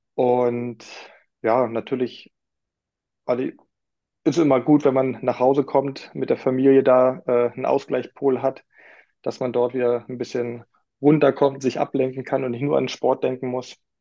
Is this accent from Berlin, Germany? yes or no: yes; Berlin, Germany; gebürtig äh, war schon richtig, dass ich in Berlin geboren wurde